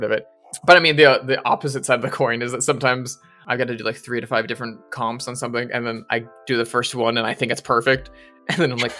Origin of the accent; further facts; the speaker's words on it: United States; being the American guesting on the British show